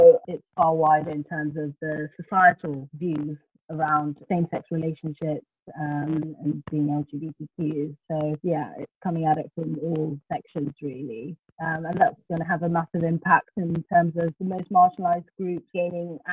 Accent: Ethiopia; now in United Kingdom; I'm based in the UK and I was born in Ethiopia

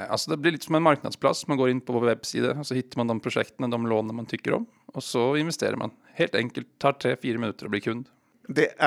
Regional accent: Bergen, Vestland, Norway; accent: Oslo dialect; Swedish is a second language; Bergen, men jag har ingen dialekt från Bergen tyvärr. Så det är Oslo-dialekten ni hör.

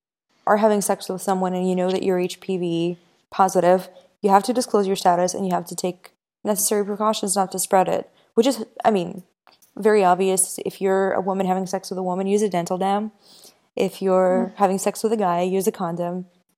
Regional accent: Ukraine; I was born in Ukraine

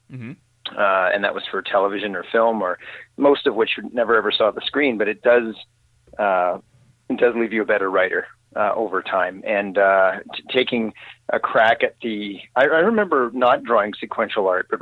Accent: Sudbury, Ontario, Canada; moved away as an adult; also born or lived in Toronto; I grew up in Northern Ontario in Canada, in a city called Sudbury.

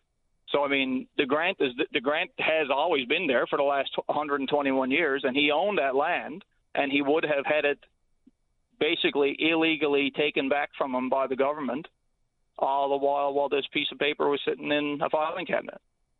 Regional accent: Pike Cove West, Newfoundland and Labrador, Canada; in Pike Cove West, which is where I'm from.

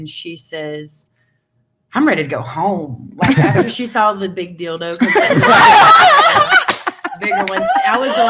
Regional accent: Georgia, United States; moved away as an adult; now in West Coast, United States; I'm originally from Georgia, but I'm actually just recently moved to the West Coast.

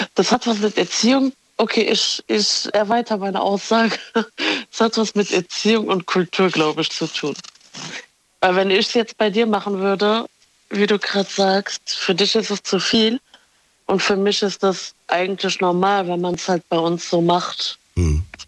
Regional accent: Morocco; ich bin Marokkanerin

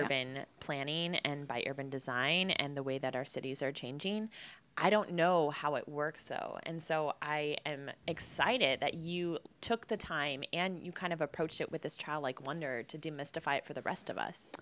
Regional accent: Midwest, United States; also born or lived in New York / San Diego; now in Los Angeles, United States; I hail from the Midwest. I'm a Midwest girl, small town girl.

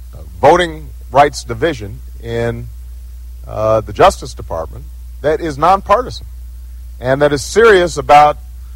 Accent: Chicago, Illinois, United States; But look, I come from Chicago.

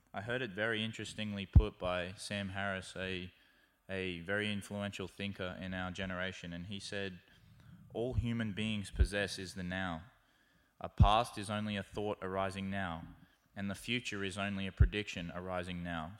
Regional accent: Australia; moved away; my home country of Australia

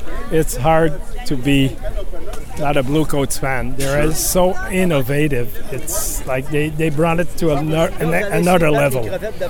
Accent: Saint-Jean-sur-Richelieu, Quebec, Canada; I'm from Saint-Jean-sur-Richelieu. That's south of Montreal.

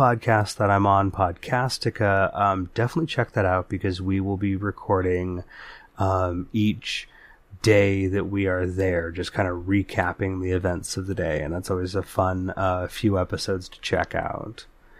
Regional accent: California, United States; we wander back through the hazy, halcyon halls of our memories growing up in the Bay Area in the 80s and 90s

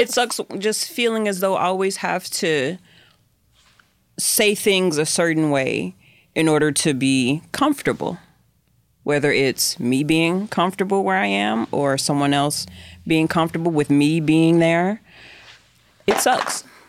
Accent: the South, United States; I'm from the South

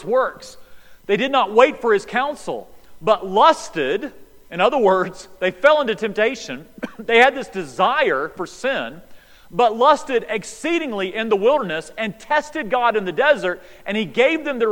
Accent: High Rock Lake, North Carolina, United States; we grew up near High Rock Lake there in North Carolina.

